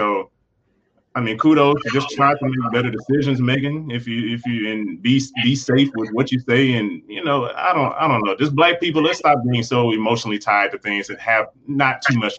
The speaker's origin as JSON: {"language": "English", "region": "the South", "country": "United States", "said": "I'm from the South"}